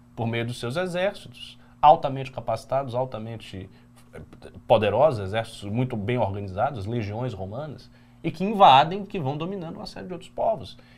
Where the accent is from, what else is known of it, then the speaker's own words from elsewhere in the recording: Brazil; a gente, como brasileiro, nós não somos índios. Nós não somos africanos de Angola. Nós somos brasileiros